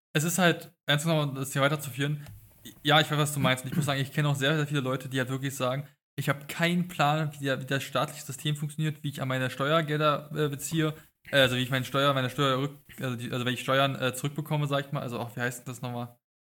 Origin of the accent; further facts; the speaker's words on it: Brandenburg, Germany; Weil ich komme auch aus Brandenburg. Mein Brandenburg-Abi ist nicht viel besser